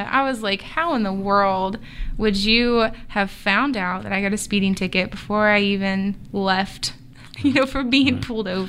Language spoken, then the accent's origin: English; Virginia, United States; also born or lived in California / Maine; So I say I grew up in Virginia, but I was born in California, lived in Maine for a while.